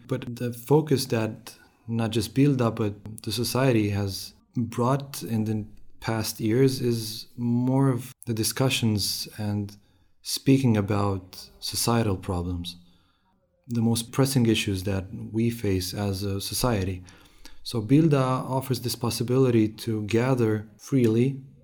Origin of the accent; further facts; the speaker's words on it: Romania; moved away as an adult; also born or lived in Sweden; now in Jönköping, Sweden; I come from Romania. I've moved to Sweden in 2014 to continue my studies